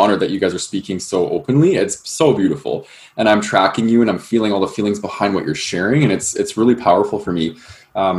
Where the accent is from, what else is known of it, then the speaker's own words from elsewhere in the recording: Calgary, Alberta, Canada; I grew up in Calgary, Alberta